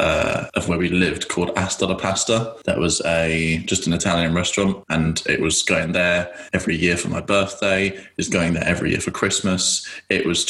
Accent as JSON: {"language": "English", "region": "London", "country": "United Kingdom", "said": "I'm originally from East London"}